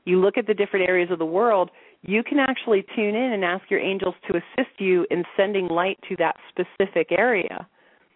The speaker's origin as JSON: {"language": "English", "region": "the Bible Belt", "country": "United States", "tie": "born or raised there", "moved": "as an adult", "lives_now": "Sedona, United States", "said": "I grew up in the Bible Belt."}